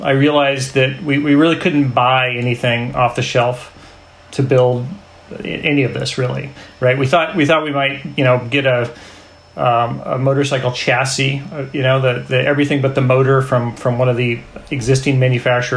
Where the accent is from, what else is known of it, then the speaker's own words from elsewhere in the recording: Bay Area, California, United States; I'm a Bay Area boy.